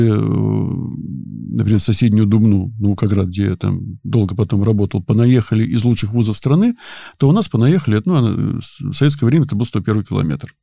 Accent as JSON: {"language": "Russian", "town": "Kimry", "region": "Tver Oblast", "country": "Russia", "tie": "born or raised there", "also_born_or_lived": "Dubna / Peleduy", "said": "я родился, вырос и жил на Волге"}